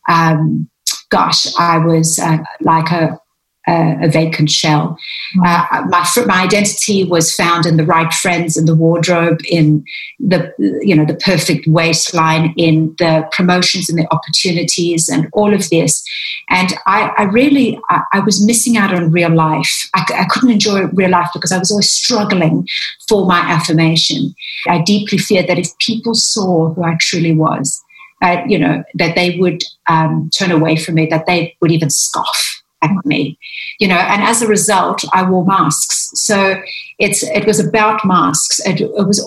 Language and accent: English; South Africa; now in London, United Kingdom; I grew up, in South Africa in a Greek family